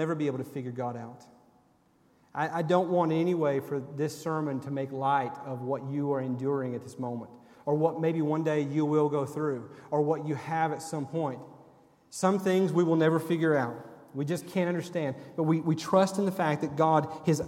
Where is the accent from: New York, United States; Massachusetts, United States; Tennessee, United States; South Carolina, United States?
Tennessee, United States; Sevierville; when I was a teenager growing up in Sevierville at First Baptist Church